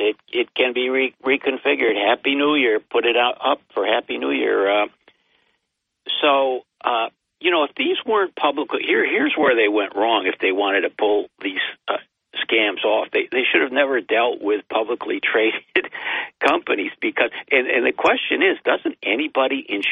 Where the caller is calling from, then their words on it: Binghamton, New York, United States; … in Binghamton.